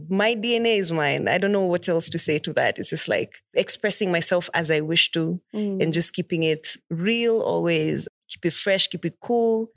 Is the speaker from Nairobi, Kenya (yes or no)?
yes; Nairobi, Kenya; I'm from Buru, East Lands.